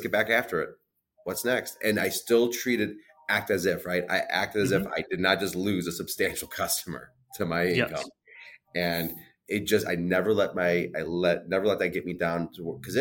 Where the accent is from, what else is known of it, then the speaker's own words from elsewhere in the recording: Illinois, United States; I'm born and raised in Illinois